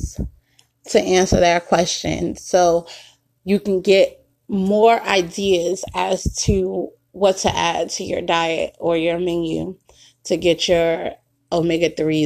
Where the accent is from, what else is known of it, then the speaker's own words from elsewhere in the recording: New York, United States; my hometown of New York